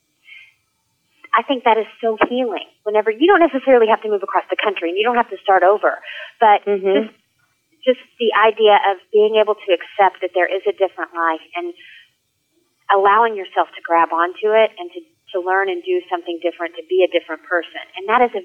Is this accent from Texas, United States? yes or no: yes; Texas, United States; moved away as an adult; now in New York, United States; I'm from Texas, born and raised, all my friends, all my family